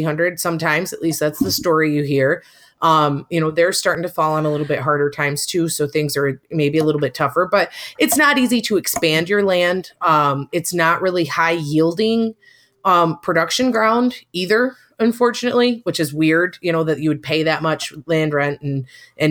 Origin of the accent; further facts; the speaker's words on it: Edmore, Michigan, United States; I'm from Central Michigan. Edmore, Michigan is the exact town that I grew up in.